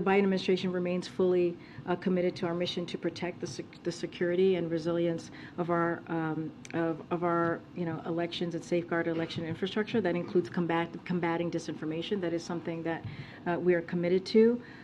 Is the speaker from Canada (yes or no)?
yes; Quebec, Canada; moved away as an adult; now in Florida, United States; I come from Canada